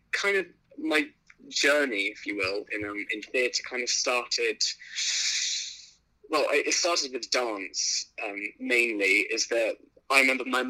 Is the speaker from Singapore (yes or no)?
yes; Singapore; the culture in the world that I grew up in Singapore